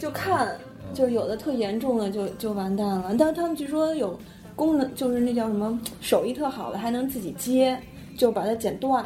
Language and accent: Chinese; northern China, China; 因为听不懂广东话，作为北方人